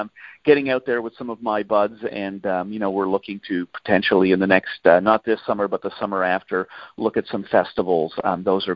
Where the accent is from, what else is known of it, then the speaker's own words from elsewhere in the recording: Canada; as a Canadian